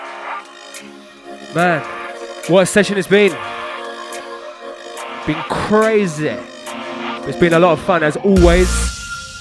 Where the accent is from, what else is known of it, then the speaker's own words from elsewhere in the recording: Harpenden, East of England, United Kingdom; my hometown. Little place called Harpenden